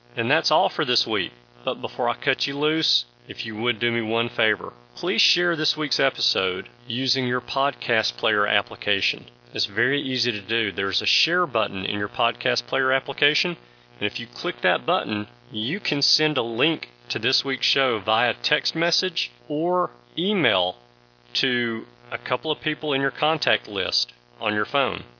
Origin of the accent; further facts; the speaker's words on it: the South, Southern United States, United States; as a Southerner